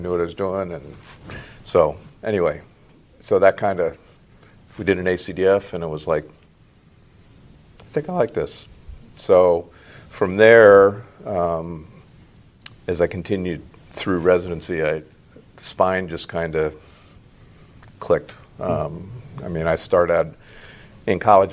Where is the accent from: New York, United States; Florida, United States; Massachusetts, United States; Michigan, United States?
Florida, United States; Cocoa; also born or lived in York, Pennsylvania / Reading, Pennsylvania / Tampa, Florida / Gallup, New Mexico; I was born in York, Pennsylvania, but I grew up in Florida, in Cocoa with the space program